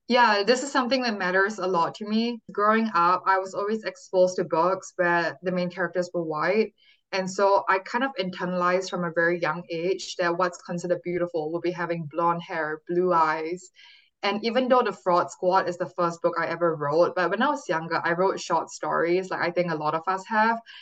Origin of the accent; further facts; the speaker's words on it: Singapore; moved away as an adult; now in California, United States; born and raised in Singapore, but I came to California and when I was 18 for college at Stanford University